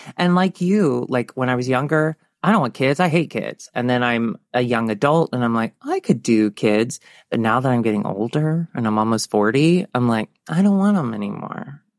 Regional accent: the South, United States; One thing, like, for our generation and growing up in the South, okay.

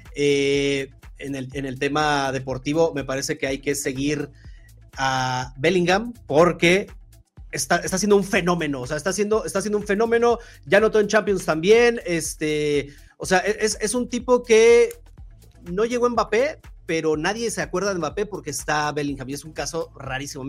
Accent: Mexico

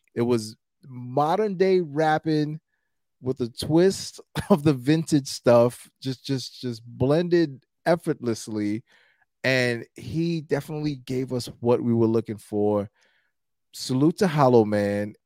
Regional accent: New York City, New York, United States; I'm from Brooklyn, so, you know, I'm from New York

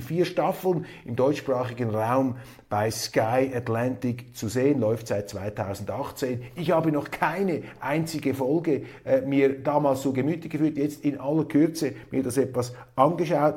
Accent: Switzerland; als Schweizer

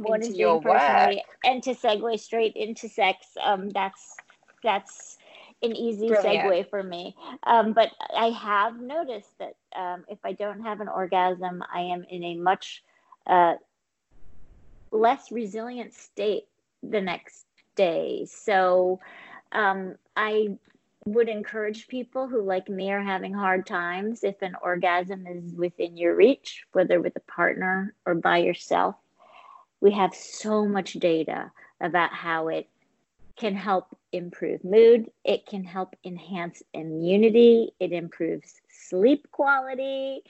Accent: New York City, New York, United States; I'm a New Yorker

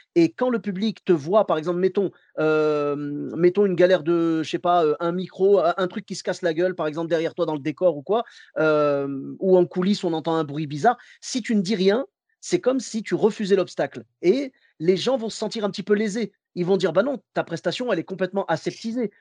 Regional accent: Clermont-Ferrand, Auvergne-Rhône-Alpes, France; je viens de Clermont-Ferrand

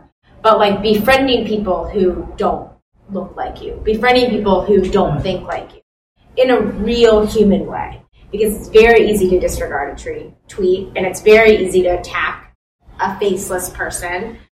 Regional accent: the South, United States; moved away; I'm from the South, my family's all in the South.

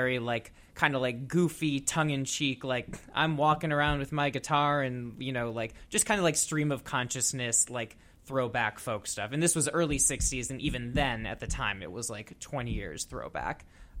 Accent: Minnesota, United States; moved away; also born or lived in Madison, Wisconsin; I'm originally from Minnesota, but I went to school at the University of Wisconsin-Madison. So that's my Wisco connection.

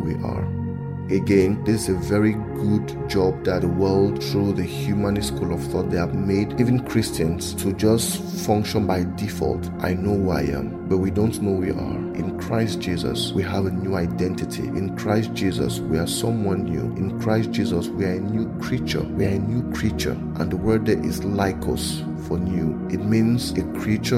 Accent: Cameroon; I'm in Cameroon. I was born in Cameroon, so I'm from Cameroon.

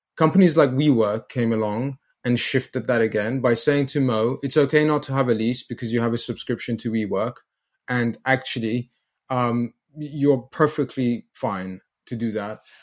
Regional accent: England, United Kingdom; from England

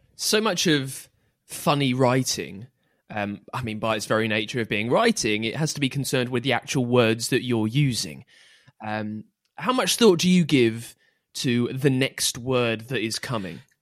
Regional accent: England, United Kingdom; I'm English

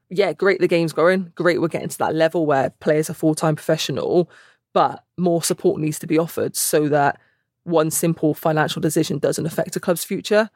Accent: Gloucester, South West England, United Kingdom; moved away as an adult; also born or lived in Bristol; now in North East England, United Kingdom; I'm from Gloucester originally.

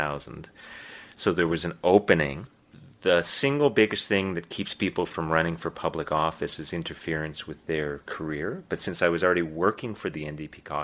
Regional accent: Winnipeg, Manitoba, Canada; moved away as an adult; now in Halifax, Canada; I was born and raised in Winnipeg.

